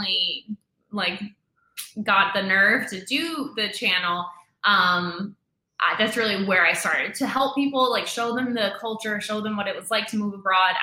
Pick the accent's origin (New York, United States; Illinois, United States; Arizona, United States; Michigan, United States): New York, United States; moved away as an adult; also born or lived in Dominican Republic; I'm from New York. I was working in Manhattan